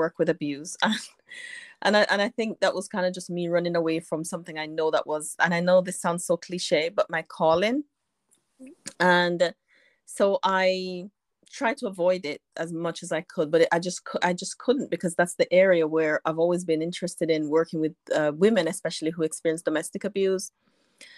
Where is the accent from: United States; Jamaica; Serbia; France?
Jamaica; now in United Kingdom; though I live in the UK, I'm from Jamaica